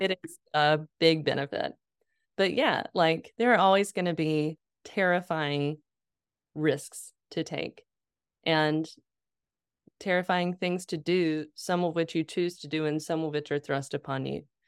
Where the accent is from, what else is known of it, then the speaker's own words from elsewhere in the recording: Lexington, North Carolina, United States; moved away; I was living in my hometown. I was working at my dad's law firm